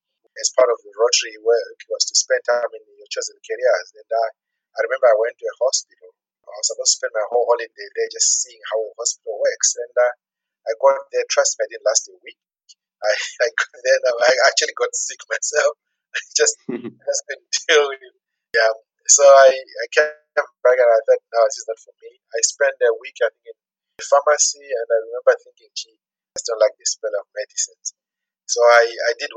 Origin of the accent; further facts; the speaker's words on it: Zimbabwe; moved away as an adult; now in Kenya; I was born in Zimbabwe and went to school in Zimbabwe and I did graduate in economics in Zimbabwe